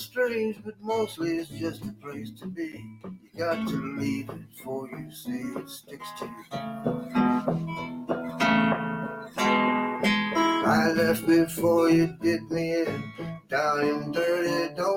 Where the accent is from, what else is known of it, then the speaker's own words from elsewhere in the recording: New Orleans, Louisiana, United States; growing up in New Orleans